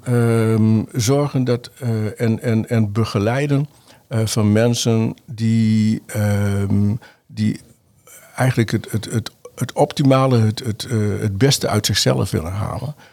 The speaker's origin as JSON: {"language": "Dutch", "town": "Uithuizen", "region": "Groningen", "country": "Netherlands", "tie": "born or raised there", "said": "ik ben geboren in Noord-Groningen. Noord Groningen, In een plaatsje Uithuizen, en daar woon ik nog steeds. Ehm, heb ik mijn jeugd doorgebracht."}